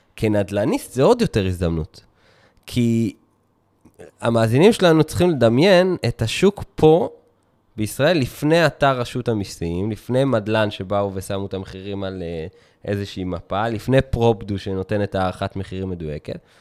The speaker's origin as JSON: {"language": "Hebrew", "country": "Israel", "said": "אנחנו ישראלים"}